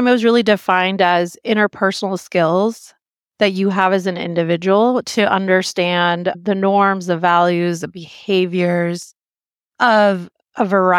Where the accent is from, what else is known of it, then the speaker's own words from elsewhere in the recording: Singapore; also born or lived in Pakistan; So I was born in Pakistan and I was about 5 when we moved to Singapore.